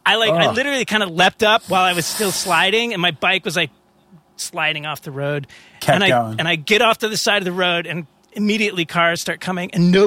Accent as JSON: {"language": "English", "region": "New York", "country": "United States", "said": "I feel like as a New Yorker, my carbon footprint is so low that if I want to get a big car, it's okay."}